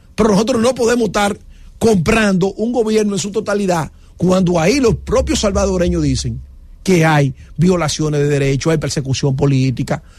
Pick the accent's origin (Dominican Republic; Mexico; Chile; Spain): Dominican Republic; en la República Dominicana no tendría sentido, porque nosotros tenemos, eh, vamos a decir, un orden